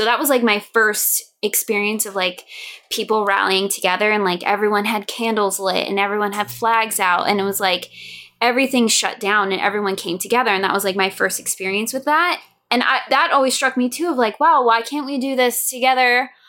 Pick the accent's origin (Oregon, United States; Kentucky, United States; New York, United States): New York, United States; I lived in New York, so I'm from New York. I was in New York for 9/11. I was on Long Island for that, which thankfully we were all safe.